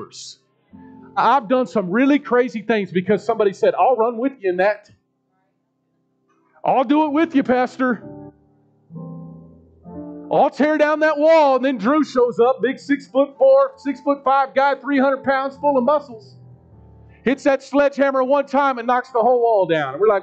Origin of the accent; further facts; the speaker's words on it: United States; I grew up in Northeast. I was born at the osteopathic hospital, not too far from here